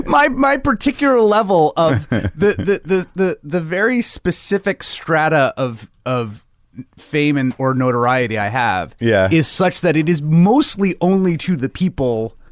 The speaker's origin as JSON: {"language": "English", "town": "New York City", "region": "New York", "country": "United States", "tie": "born or raised there", "said": "I grew up in the Bronx."}